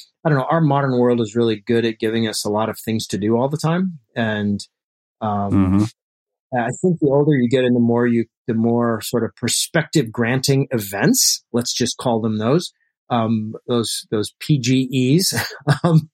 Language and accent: English; Alaska, United States; I grew up in Alaska. We moved there when I was three